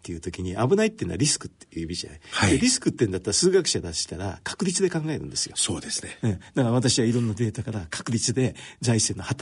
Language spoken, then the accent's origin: Japanese; China; now in Japan; 私中国出身ですけれども、